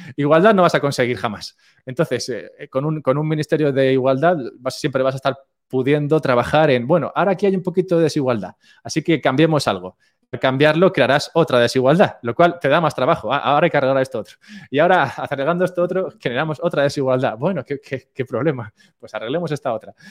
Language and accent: Spanish; Madrid, Community of Madrid, Spain; moved away as an adult; now in Andorra; yo nací, nací en Madrid y aunque ahora no vivo en España, me mudé hace poco a Andorra